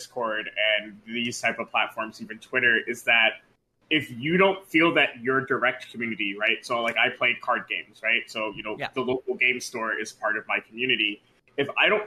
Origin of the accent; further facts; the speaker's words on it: Long Island, New York, United States; moved away as an adult; also born or lived in Albany, New York; now in Troy, United States; I'm from Long Island, New York